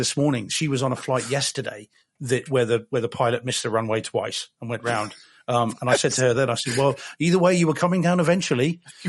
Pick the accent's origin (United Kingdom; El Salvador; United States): United Kingdom